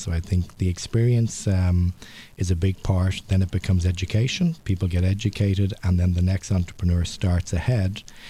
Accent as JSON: {"language": "English", "town": "Dublin", "region": "Leinster", "country": "Ireland", "tie": "born or raised there", "also_born_or_lived": "Toronto, Canada", "moved": "as an adult", "lives_now": "Montreal, Canada", "said": "Originally grew up in Dublin, Ireland. Came over in 1988. Lived in Toronto for about 10 years."}